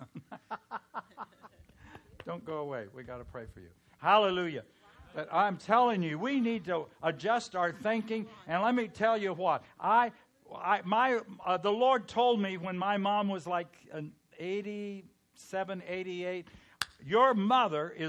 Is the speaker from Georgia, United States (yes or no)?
no; California, United States; I'm from California